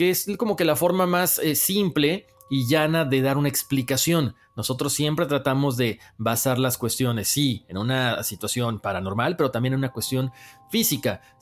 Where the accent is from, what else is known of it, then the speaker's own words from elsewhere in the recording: Venezuela; born there; Nací en Venezuela y tuve una crianza normal